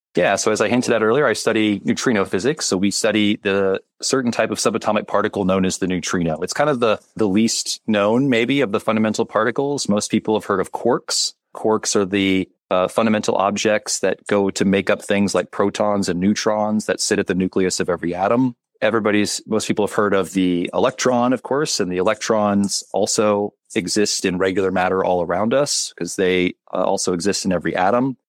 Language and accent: English; Kansas, United States; moved away as an adult; now in Chicago, United States; I'm originally from Kansas. I uh, I did my undergraduate at the University of Kansas in Lawrence, which was only about 40 minutes from where I grew up